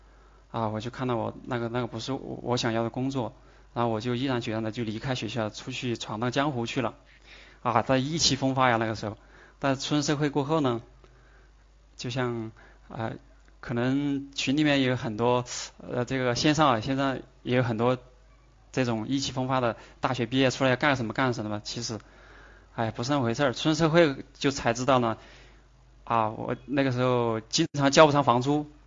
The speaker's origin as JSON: {"language": "Chinese", "region": "Sichuan", "country": "China", "accent": "Sichuanese", "said": "哎，当时用我们四川话说的就是，你你连里子都没得，你哪儿来的面子？"}